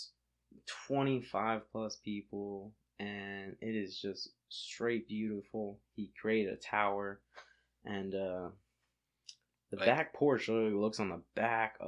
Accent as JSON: {"language": "English", "region": "Florida", "country": "United States", "said": "I'm from Florida"}